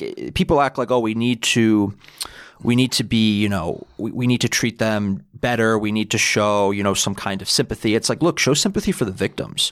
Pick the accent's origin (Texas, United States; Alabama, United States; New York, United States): New York, United States; New York City; I'm originally from Bayside in Queens.